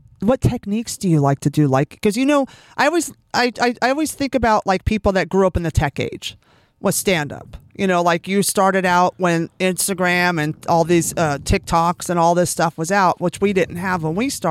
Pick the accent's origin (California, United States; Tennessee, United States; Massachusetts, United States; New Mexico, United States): California, United States; I grew up in California